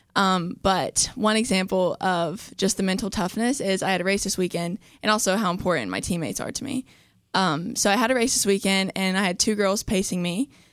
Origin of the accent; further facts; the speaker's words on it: Charleston, West Virginia, United States; I'm from Charleston, West Virginia